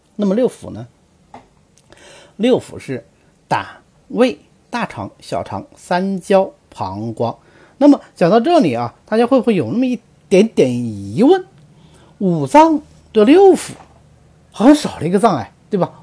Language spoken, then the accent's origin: Chinese; China; 我们中国人多先进